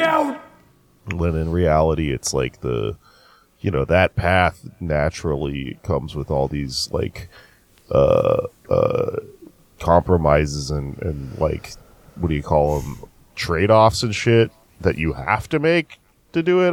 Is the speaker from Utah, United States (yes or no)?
no; Austin, Texas, United States; moved away; It's my hometown. I love going back to Austin